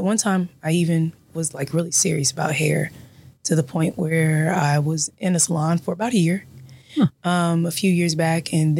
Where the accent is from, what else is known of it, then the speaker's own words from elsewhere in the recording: Columbus, Ohio, United States; also born or lived in Dayton, Ohio / Cincinnati, Ohio; And I am from Columbus, Ohio, graduate of Columbus East High School. Go Tigers. and I migrated to the Dayton area in 2003 when I became a freshman at Central State University